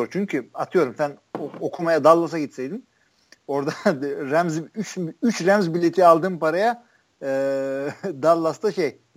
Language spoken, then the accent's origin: Turkish; Turkey; işte tailgate yapanlarla takılıyorum işte ben Türk'üm diyorum